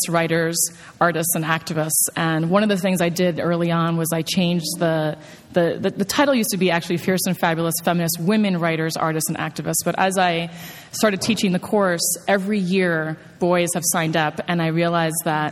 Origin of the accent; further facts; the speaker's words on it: New York, United States; I'm a New Yorker